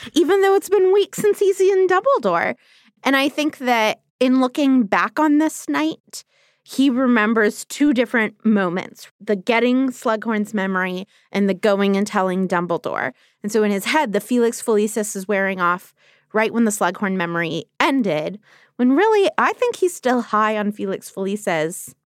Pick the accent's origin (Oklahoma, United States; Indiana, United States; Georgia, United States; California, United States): California, United States; Los Angeles; I taught high school English for a year in Los Angeles, which is my hometown